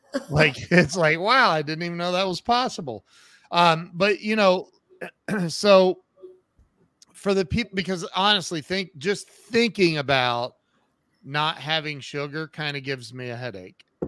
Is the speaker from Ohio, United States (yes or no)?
yes; Ohio, United States; I'm from Ohio